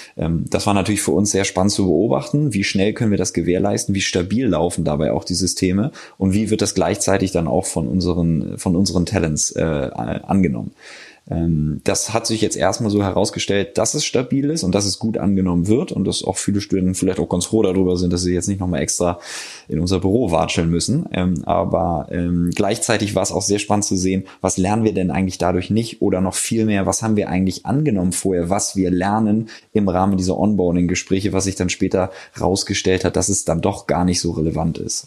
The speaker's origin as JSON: {"language": "German", "region": "Hamburg", "country": "Germany", "also_born_or_lived": "Passau / Cologne", "moved": "as an adult", "lives_now": "Berlin, Germany", "said": "Ich komme ursprünglich aus Hamburg, bin jetzt aber seit ungefähr fünf Jahren in Berlin"}